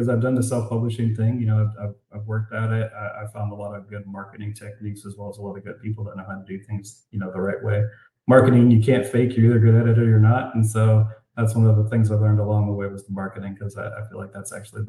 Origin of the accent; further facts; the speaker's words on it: Florida, United States; moved away; also born or lived in Colorado; I'm moving back to Florida. I'm originally from Florida